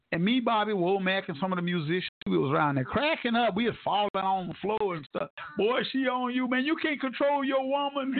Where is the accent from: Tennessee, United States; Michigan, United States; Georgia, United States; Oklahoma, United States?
Oklahoma, United States; Tulsa; moved away as an adult; also born or lived in Ohio / Hollywood; I'd move back to Tulsa, Oklahoma, my hometown